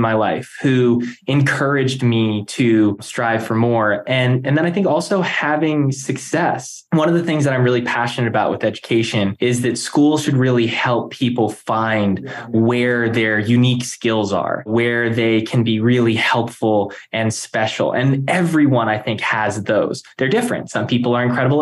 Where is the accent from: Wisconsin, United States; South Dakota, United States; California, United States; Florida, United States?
Florida, United States; Palm Beach Gardens; growing up in South Florida, you know, Palm Beach Gardens